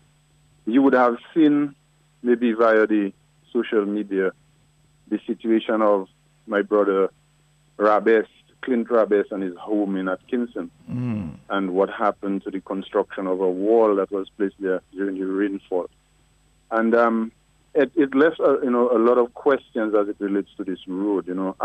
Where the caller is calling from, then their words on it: Kalinago Territory, Saint David, Dominica; I'm calling from the Kalinago territory.